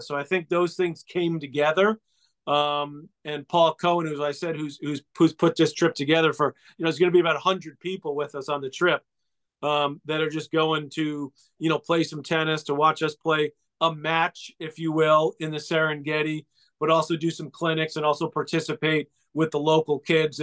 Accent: New York City, New York, United States; they moved to sort of the nicer part of Douglaston, Queens, where we grew up

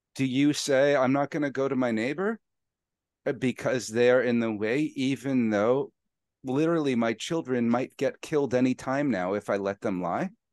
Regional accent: Canada; I'm Canadian

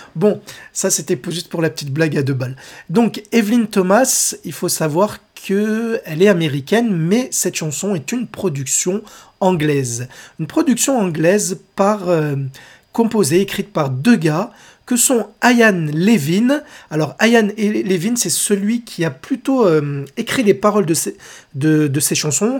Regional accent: France; chez nous, en France

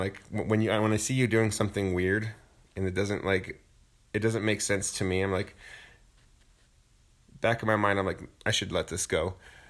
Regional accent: Santa Fe, New Mexico, United States; I grew up in Santa Fe.

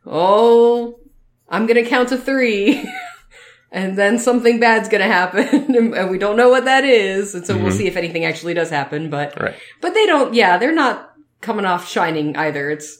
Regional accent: United States; We are the American couple.

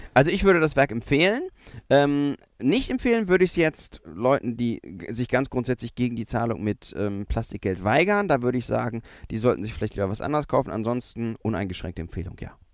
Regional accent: Germany; wir ähm, mit unserer Geschichte als, als Deutsche

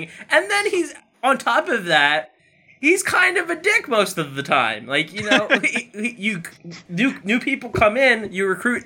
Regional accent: United States; as an American

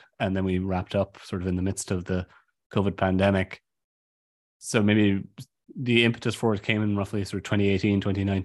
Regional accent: Ireland; I'm from Ireland

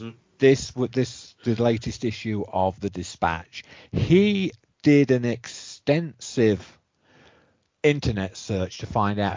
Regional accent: England, United Kingdom; moved away; I was growing up in England

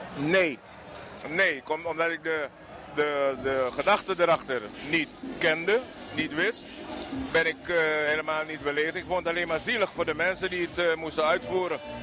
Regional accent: Suriname; now in Netherlands; ik ben Surinamer

